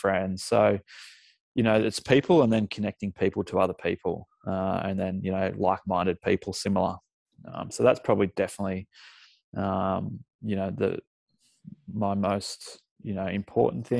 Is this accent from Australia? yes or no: yes; Lennox Head, New South Wales, Australia; moved away as an adult; also born or lived in Singleton / Sydney / London; now in Maitland, Australia; mum and dad moved from Singleton up to Lennox Head. So that's mainly where I did all my schooling